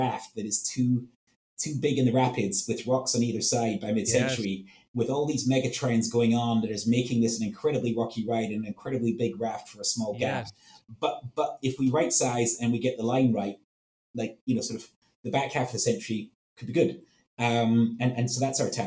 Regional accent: Edinburgh, Scotland, United Kingdom; moved away; my hometown in Edinburgh, Scotland

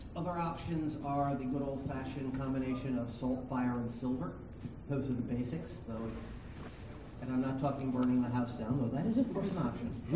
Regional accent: New England, United States; I'm from New England

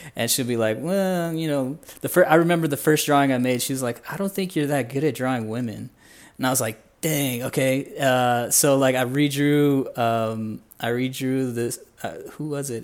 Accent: Indiana, United States; moved away as an adult; also born or lived in Houston; now in Guatemala; I was born in Indiana in the U S, um, born and raised out there

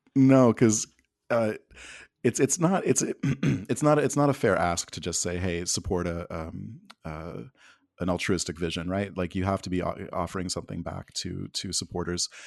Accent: Alberta, Canada; moved away as an adult; I grew up in Alberta. I was there for, uh, high school and university from nineteen ninety-two to the year two thousand.

